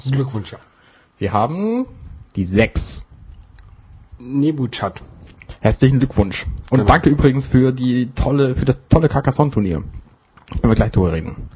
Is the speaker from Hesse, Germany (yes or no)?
no; Hamburg, Germany; Als Hamburger beugt man nämlich.